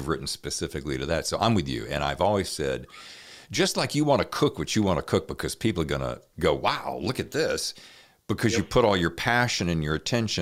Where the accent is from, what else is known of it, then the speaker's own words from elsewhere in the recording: North Carolina, United States; accent: Southern; My North Carolina is coming out fierce